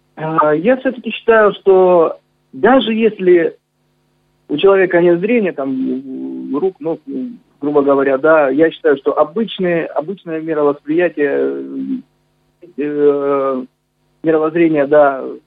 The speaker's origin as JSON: {"language": "Russian", "town": "Novocherkassk", "region": "Rostov Oblast", "country": "Russia", "tie": "born or raised there", "said": "я родился на Дону, я считаю, что я полноправный казак"}